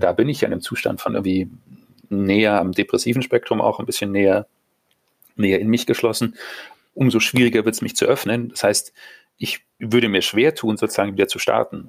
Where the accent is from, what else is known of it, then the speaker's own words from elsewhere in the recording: Munich, Bavaria, Germany; moved away; meine Geburtsstadt und ich, ich liebe sie sehr.